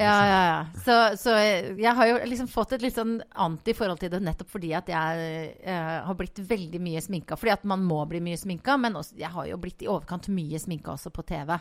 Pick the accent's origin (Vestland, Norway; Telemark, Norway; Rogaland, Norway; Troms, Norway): Vestland, Norway; Voss; moved away as an adult; also born or lived in Oslo; now in Bergen, Norway; jeg vokste opp på Voss